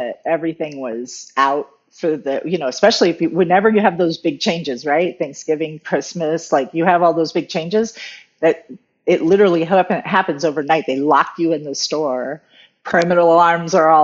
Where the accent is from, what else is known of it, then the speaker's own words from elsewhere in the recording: Arizona, United States; also born or lived in Southern California / Phoenix; I'm from Arizona